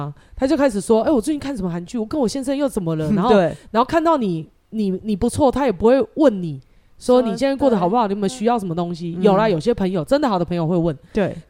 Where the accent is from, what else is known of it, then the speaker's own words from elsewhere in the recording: Taiwan; 其实蛮蛮像我们台湾人的，我们是很健忘的